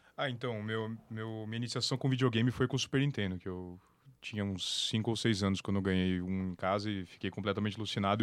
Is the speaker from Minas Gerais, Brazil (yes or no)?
no; Campinas, São Paulo, Brazil; also born or lived in São Carlos; em Campinas, que é minha cidade natal